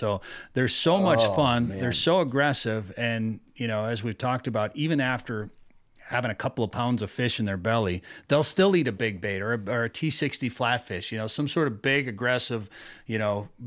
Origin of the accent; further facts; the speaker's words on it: Minnesota, United States; growing up in Minnesota